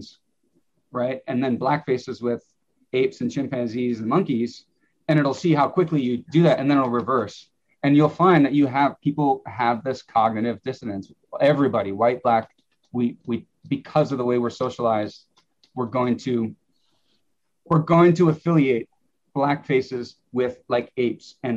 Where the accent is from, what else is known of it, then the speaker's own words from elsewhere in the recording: Wisconsin, United States; I'm from Wisconsin. We're the dairy state